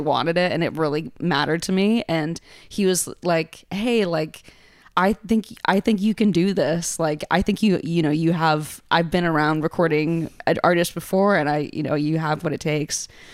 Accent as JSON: {"language": "English", "town": "New Haven", "region": "Connecticut", "country": "United States", "tie": "born or raised there", "moved": "yes", "lives_now": "New York, United States", "said": "growing up in New Haven"}